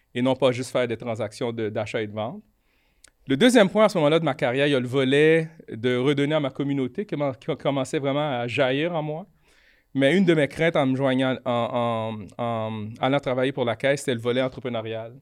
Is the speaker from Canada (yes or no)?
yes; Quebec, Canada; also born or lived in Haiti / Montreal; Mes parents sont arrivés à Montréal quand j'avais 6 ans. Puis j'ai grandi, au, Québec.